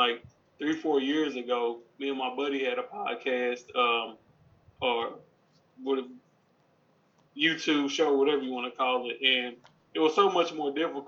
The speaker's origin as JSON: {"language": "English", "region": "Texas", "country": "United States", "said": "I'm from Texas"}